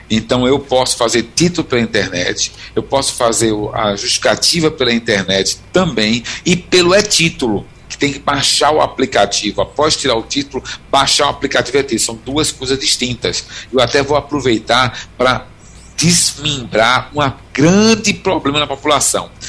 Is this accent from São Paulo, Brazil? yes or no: no; Recife, Pernambuco, Brazil; eu sou de Recife, mas eu voto há anos na rua da minha mãe, eu, uhum. em Olinda.